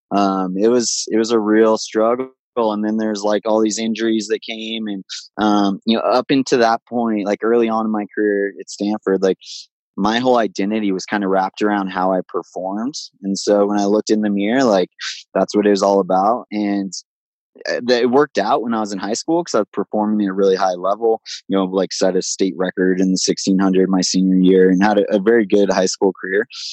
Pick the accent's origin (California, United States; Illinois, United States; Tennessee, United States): California, United States; Big Bear Lake; my hometown, Big Bear Lake in Southern California